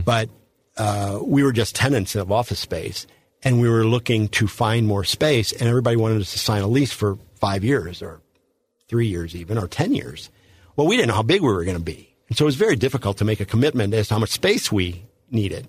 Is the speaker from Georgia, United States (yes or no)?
no; St. Louis, Missouri, United States; when I grew up in Saint Louis, it was a very different place